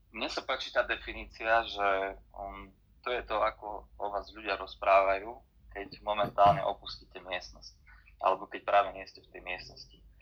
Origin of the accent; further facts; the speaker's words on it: Michalovce, Košice Region, Slovakia; moved away as an adult; also born or lived in Bratislava, Slovakia; now in Košice, Slovakia; som pôvodom z východu, som Michalovčan